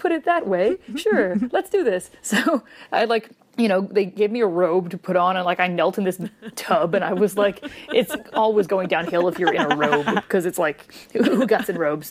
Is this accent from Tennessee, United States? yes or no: no; Wisconsin, United States; moved away